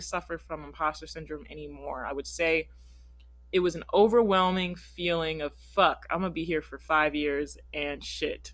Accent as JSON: {"language": "English", "town": "Philadelphia", "region": "Pennsylvania", "country": "United States", "moved": "yes", "said": "I'm from Philadelphia"}